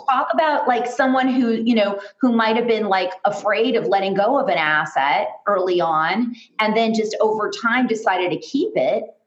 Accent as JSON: {"language": "English", "town": "Los Angeles", "region": "California", "country": "United States", "tie": "born or raised there", "said": "I am originally from Los Angeles"}